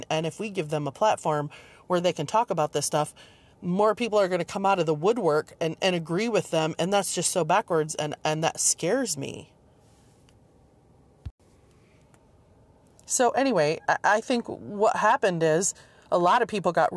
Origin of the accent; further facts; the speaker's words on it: Michigan, United States; also born or lived in Seattle, Washington / rural Virginia; now in Virginia, United States; I grew up in Michigan and then moved to Seattle and then moved to rural Virginia